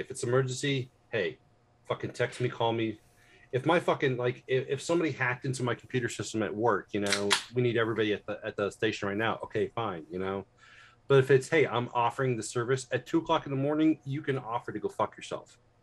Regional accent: United States; also born or lived in Indianapolis, Indiana; I'm an American

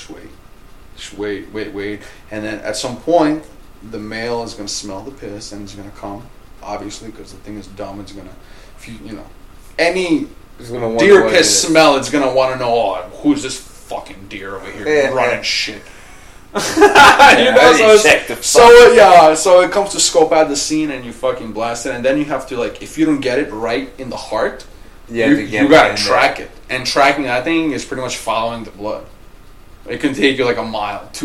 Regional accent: New Jersey, United States; I'm from New Jersey

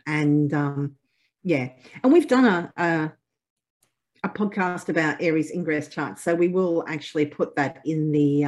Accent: Australia; I'm Australian

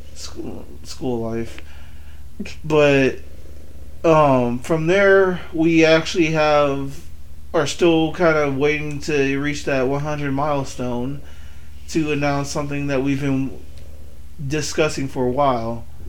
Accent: California, United States; also born or lived in Benton City, Washington; now in Washington, United States; I was born in California

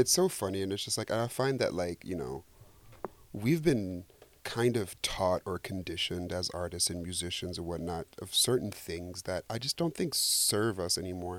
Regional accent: Senegal; I'm Senegalese, I'm from West Africa

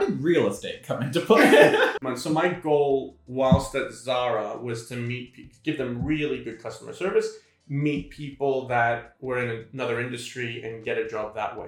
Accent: Sydney, New South Wales, Australia; moved away as an adult; also born or lived in Hamilton, New York, United States; now in New York, United States; I moved with her at the age of five uh, to Sydney, Australia, where, which is where I grew up. And from the age of five to 24 and a half, I was in Sydney.

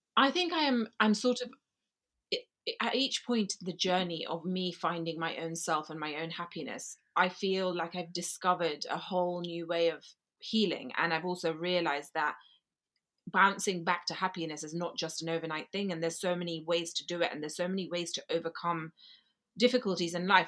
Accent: Gujarat, India; now in London, United Kingdom; Gujarati, which is where I come from, Gujarat region of India

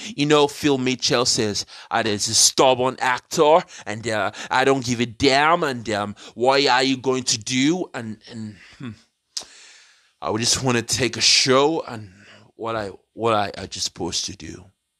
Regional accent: London, United Kingdom; I grew up in London, British born.

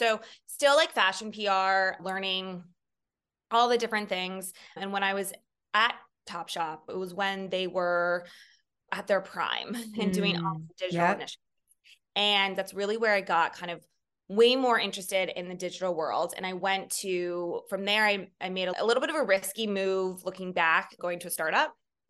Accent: San Francisco, California, United States; now in New York City, United States; I moved from across the country. I grew up in California, San Francisco proper, and went to Santa Clara University, which is also on the West Coast, not far from where I grew up.

